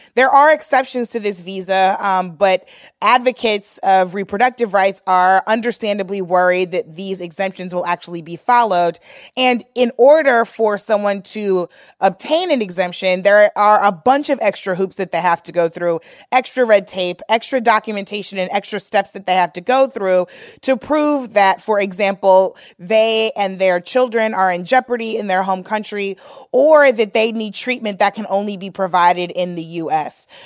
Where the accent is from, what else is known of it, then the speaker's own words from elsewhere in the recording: St. Louis, Missouri, United States; we grew up in Saint Louis